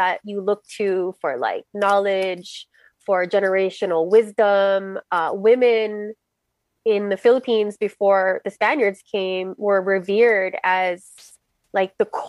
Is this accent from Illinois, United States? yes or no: no; Los Angeles, California, United States; I'm based here in Los Angeles, born and raised, daughter of immigrants.